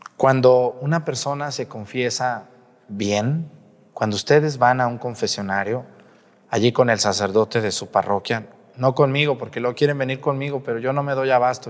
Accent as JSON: {"language": "Spanish", "country": "Mexico", "said": "Los que somos mexicanos"}